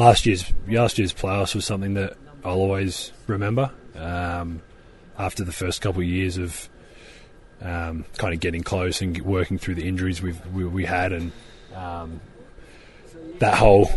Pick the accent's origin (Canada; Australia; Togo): Australia; Adelaide, South Australia; My hometown's kind of not really known for too much. Adelaide itself is City of Churches, is what the nickname, I guess, is.